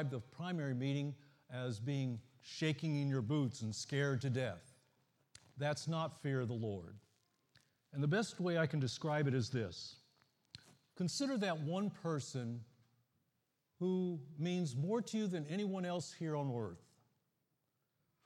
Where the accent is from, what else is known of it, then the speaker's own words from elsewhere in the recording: the Midwest in Ohio and Indiana, United States; now in Florida, United States; I grew up in the Midwest in Ohio and Indiana